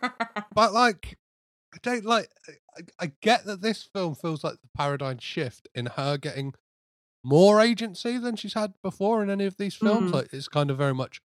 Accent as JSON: {"language": "English", "town": "Crawley", "region": "South East England", "country": "United Kingdom", "said": "I'm from Crawley"}